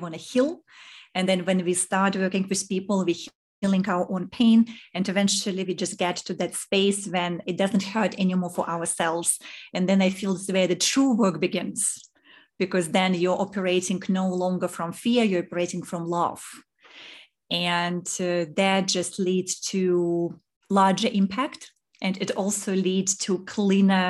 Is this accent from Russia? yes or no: yes; Saint Petersburg, Russia; moved away as an adult; also born or lived in Zurich / New York; now in Singapore; I was born in Russia in St. Petersburg, and this is where I grew up. And then when I was 21, I left